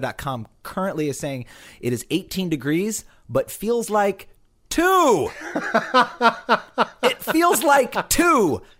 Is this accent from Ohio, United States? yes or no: no; Iowa, United States; now in New York City, United States; I grew up in Iowa.